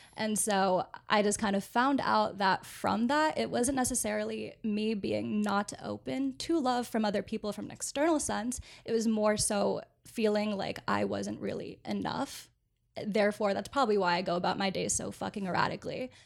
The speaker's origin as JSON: {"language": "English", "town": "Orlando", "region": "Florida", "country": "United States", "tie": "born or raised there", "moved": "yes", "said": "I grew up in Orlando"}